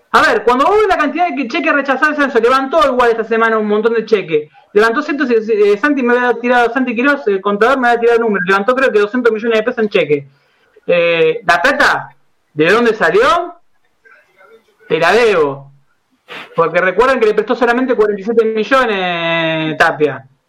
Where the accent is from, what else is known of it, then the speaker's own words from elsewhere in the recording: Buenos Aires, Argentina; yo me crié en Boedo